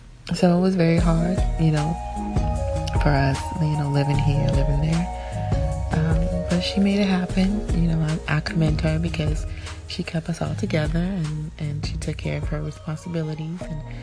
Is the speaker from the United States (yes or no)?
yes; Georgia, United States; moved away as an adult; now in New Jersey, United States; So grew up there and you know, visited, you know, moms here and there for the summer, but it was no place like Georgia, and I never wanted to leave. And I went to school there, went to high school there